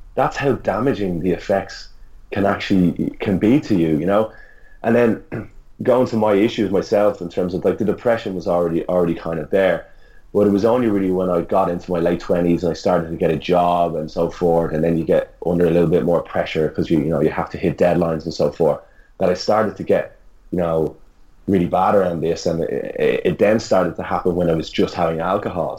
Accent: Ireland; now in Australia; as an Irish person

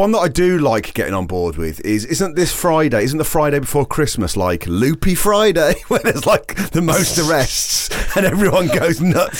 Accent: Midlands, United Kingdom; moved away; I'm from the Midlands

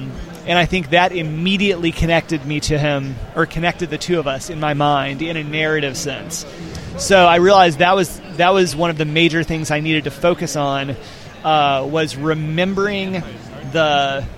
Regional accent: Montgomery, Alabama, United States; I grew up in Montgomery at that time, just down the road from where he was living, just outside Troy

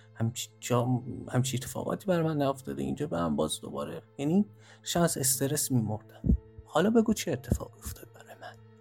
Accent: Mashhad, Razavi Khorasan, Iran; moved away; من تو مشهد به دنیا اومدم

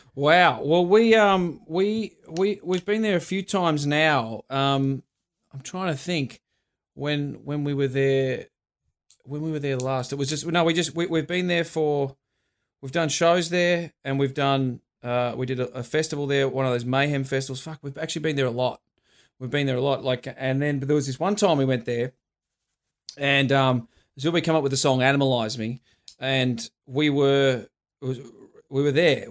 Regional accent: Australia; we're from Australia.

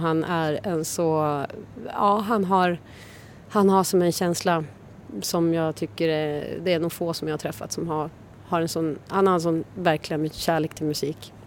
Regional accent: Umeå, Västerbotten County, Sweden; moved away; jag kom ju från Umeå men där var ju alla straight edge

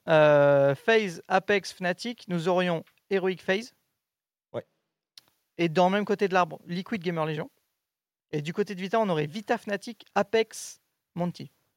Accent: France; je suis français.

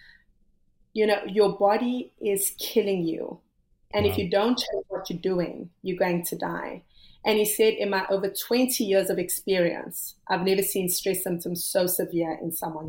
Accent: South Africa; I come from South Africa, which at the time was, you know, very racially divided

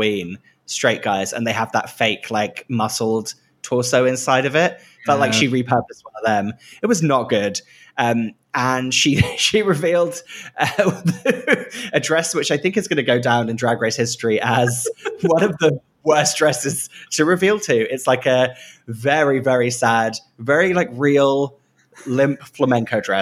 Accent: Great Yarmouth, East of England, United Kingdom; I grew up in Great Yarmouth, which is a seaside town

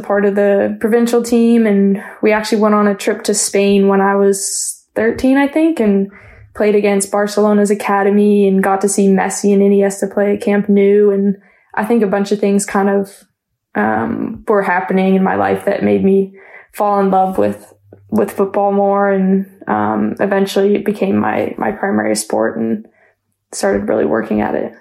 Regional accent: London, Ontario, Canada; I grew up playing soccer in London

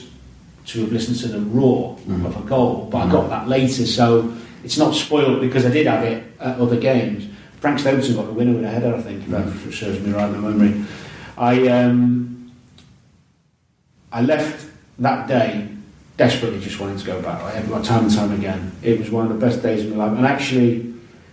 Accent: Chester, North West England, United Kingdom; I was from Chester.

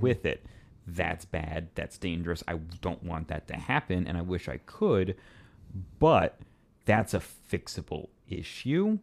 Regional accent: Kansas City, Missouri, United States; growing up in Kansas City, you know, when my family did come to Kansas City, they aren't we aren't like entirely Kansas City natives

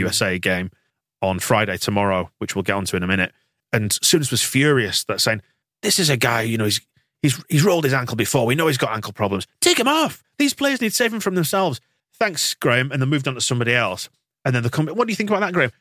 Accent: England, United Kingdom; being English

